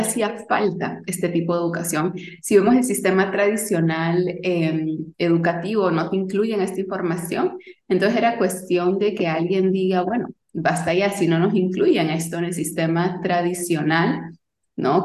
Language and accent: Spanish; Lima, Peru; yo nací y crecí en Lima, Perú